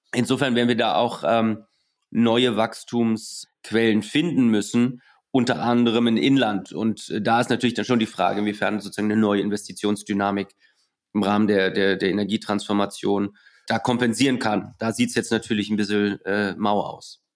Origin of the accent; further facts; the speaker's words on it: Germany; als Deutsche